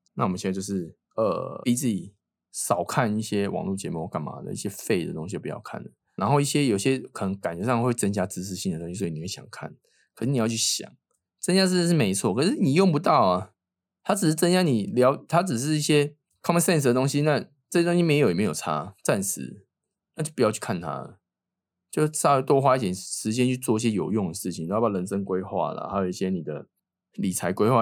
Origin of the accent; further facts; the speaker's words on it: Taiwan; moved away; 我是台湾人